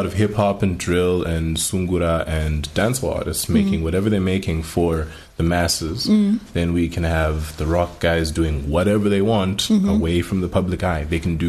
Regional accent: Zimbabwe; as Zimbabweans

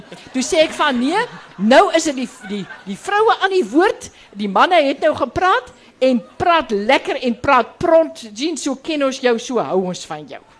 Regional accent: Karoo, South Africa; ek kom van die Karoo

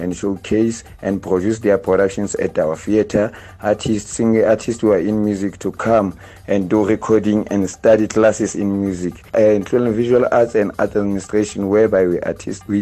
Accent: Phuthaditjhaba, Eastern Free State, South Africa; I'm from Putelichaba in Eastern Free State.

